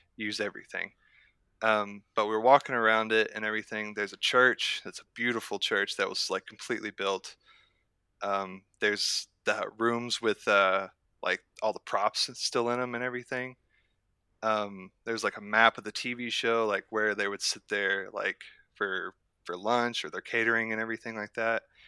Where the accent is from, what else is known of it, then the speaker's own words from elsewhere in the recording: near Lawton, southern Oklahoma, United States; I'm from southern Oklahoma, closer to the Lawton area